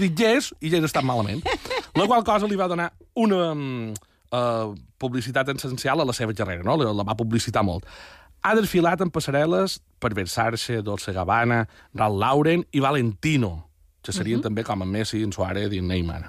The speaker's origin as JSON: {"language": "Catalan", "town": "Pollença", "region": "Balearic Islands", "country": "Spain", "said": "el meu poble"}